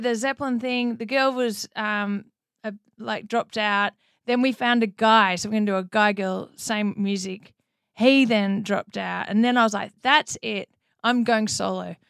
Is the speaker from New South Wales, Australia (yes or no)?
no; Melbourne, Victoria, Australia; accent: Australian; moved away as an adult; now in United States; I grew up in Melbourne, Australia